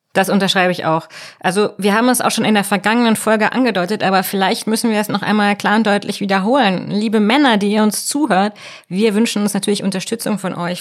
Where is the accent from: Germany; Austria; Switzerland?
Germany; North Rhine-Westphalia; ich bin in Nordrhein-Westfalen groß geworden